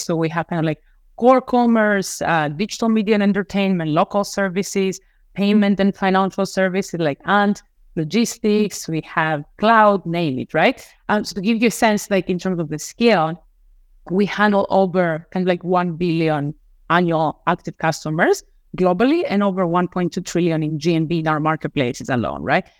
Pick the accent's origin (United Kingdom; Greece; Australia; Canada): Greece; Crete; moved away as an adult; now in United States; I was born and raised in Crete in Greece